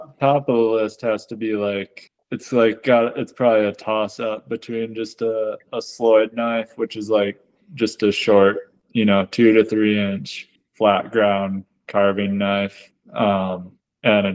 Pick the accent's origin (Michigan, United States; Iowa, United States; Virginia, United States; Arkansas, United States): Michigan, United States; moved away as an adult; also born or lived in San Diego, California; I was born and raised in Michigan